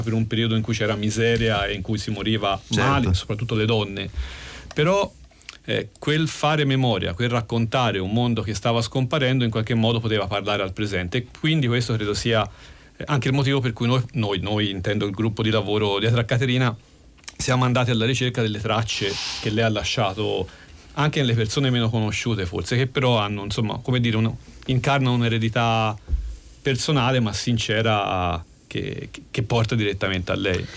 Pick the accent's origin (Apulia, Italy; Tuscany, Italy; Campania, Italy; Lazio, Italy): Tuscany, Italy; accent: Tuscan; sono toscano come si sente